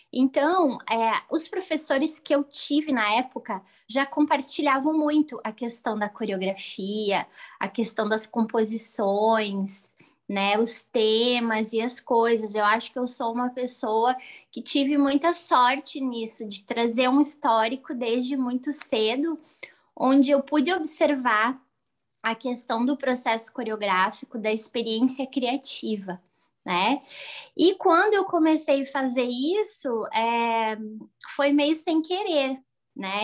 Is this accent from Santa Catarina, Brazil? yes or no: yes; Santa Catarina, Brazil; Sou de Santa Catarina.